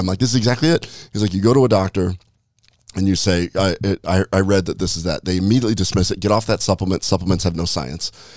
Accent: Nebraska, United States; moved away; I'm from Nebraska originally

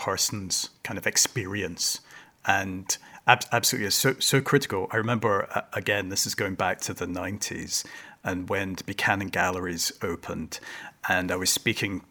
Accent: Hong Kong; now in Glasgow, United Kingdom; I was brought up in Hong Kong

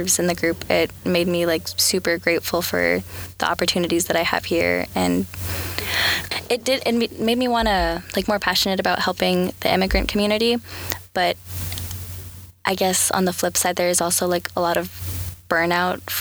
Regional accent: Michigan, United States; now in North Carolina, United States; I was born in Michigan.

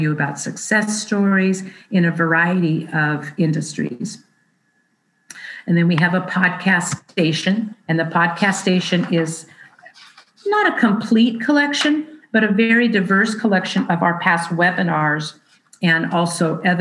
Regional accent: Bay Area, California, United States; now in North State, California, United States; I grew up in the Bay Area, but now I live in the North State.

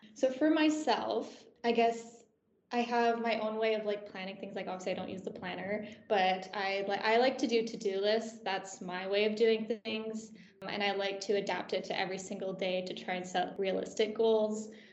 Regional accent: Canada; moved away as an adult; now in Aberdeen, United Kingdom; I'm from Canada, so I'm an international student

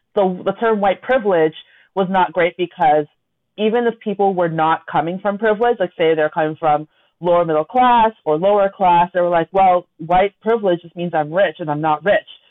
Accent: Toronto, Ontario, Canada; we grew up in Scarborough together

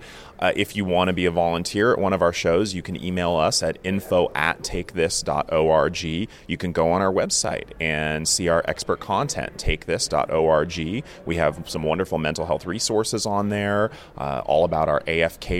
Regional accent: Seattle, Washington, United States; Seattle, Washington

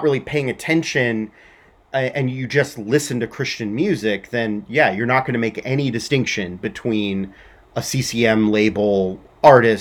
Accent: Southern California, United States; I grew up in Southern California.

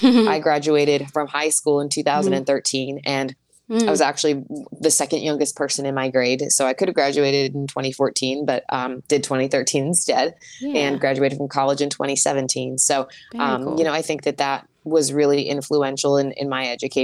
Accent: Wilkinsburg, Pennsylvania, United States; also born or lived in Fawn Township, Pennsylvania / Freeport, Pennsylvania; I was born in Wilkinsburg, same place as Gene Kelly

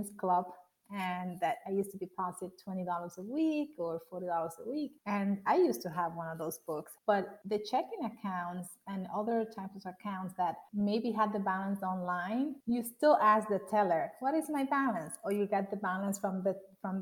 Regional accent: Punta Cana, La Altagracia, Dominican Republic; I grew up in the Dominican Republic. I was born in the area of Punta Cana

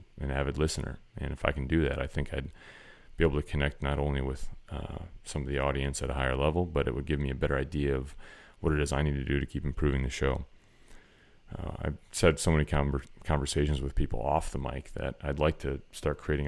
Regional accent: Wisconsin, United States; the culture of the place I grew up in Wisconsin

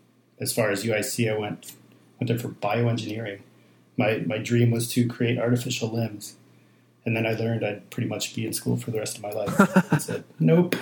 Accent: Chicago, Illinois, United States; Well, I grew up on the Northwest Side, so Cubs fan.

